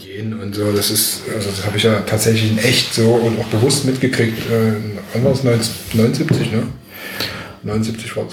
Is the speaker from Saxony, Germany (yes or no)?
yes; Dresden, Saxony, Germany; now in Berlin, Germany; ich komme aus Dresden, hört man wahrscheinlich auch noch